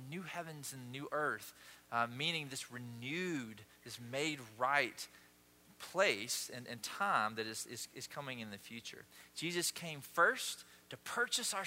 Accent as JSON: {"language": "English", "town": "Osceola", "region": "Georgia", "country": "United States", "tie": "born or raised there", "moved": "yes", "said": "we did parades growing up in Osceola, Georgia"}